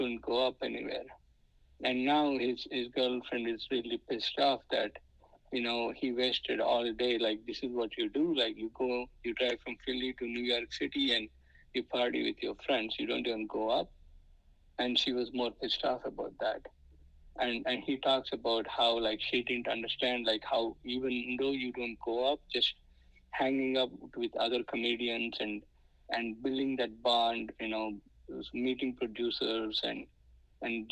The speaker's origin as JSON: {"language": "English", "country": "India", "second_language": "English", "moved": "yes", "lives_now": "United States", "said": "I wish I'm in India where I'm speaking my mother tongue"}